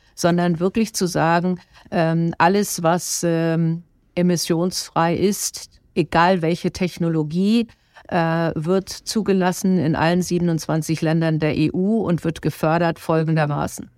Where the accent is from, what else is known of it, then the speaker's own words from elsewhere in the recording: Germany; wir als Deutsche